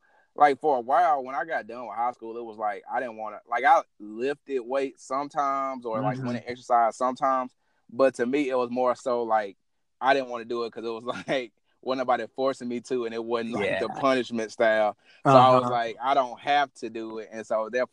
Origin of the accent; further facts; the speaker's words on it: the South, United States; I'm still a Southerner at heart